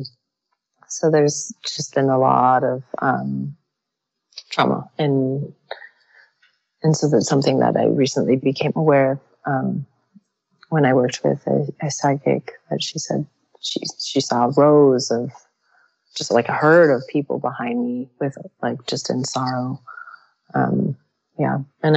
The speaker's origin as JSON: {"language": "English", "country": "United States", "tie": "born or raised there", "said": "I was born in the United States, but my relatives in Iran"}